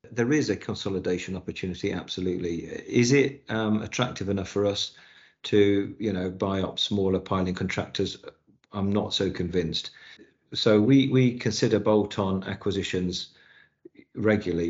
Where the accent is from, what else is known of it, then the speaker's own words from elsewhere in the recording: Newquay, South West England, United Kingdom; moved away; I was brought up in Newquay in Cornwall